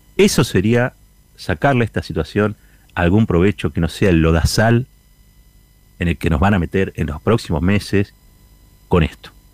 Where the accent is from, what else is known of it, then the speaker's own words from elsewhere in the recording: Argentina; como argentino